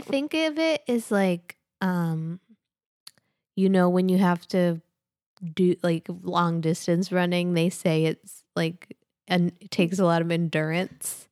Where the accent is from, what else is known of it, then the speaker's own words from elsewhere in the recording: Worcester, Massachusetts, United States; moved away; my hometown